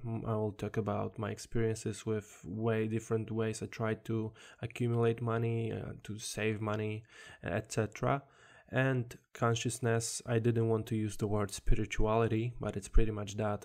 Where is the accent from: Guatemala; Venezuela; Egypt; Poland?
Poland; English is a second language; now in England, United Kingdom; originally, I'm from Poland, as you can probably hear in my accent.